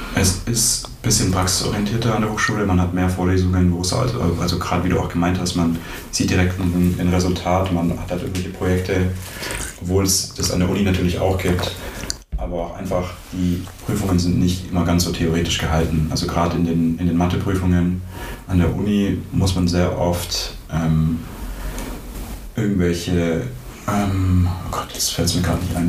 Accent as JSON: {"language": "German", "town": "Ostfildern", "region": "Baden-Württemberg", "country": "Germany", "moved": "as an adult", "lives_now": "Ulm, Germany", "said": "Ich komme ursprünglich aus Ostfildern in der Nähe von Stuttgart und ich bin nach Ulm gekommen, um Informatik zu studieren"}